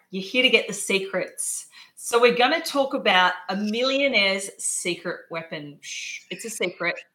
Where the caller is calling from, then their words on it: Adelaide, South Australia, Australia; I'm zooming in from Adelaide, um, but obviously, that's the beauty of technology.